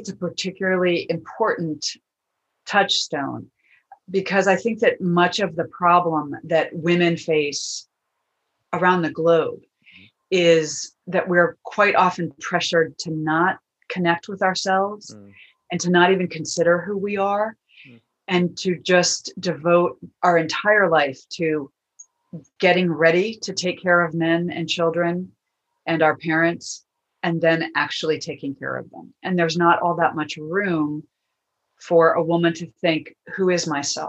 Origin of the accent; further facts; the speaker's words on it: Washington, District of Columbia, United States; my hometown, my birthplace of Washington, D.C., USA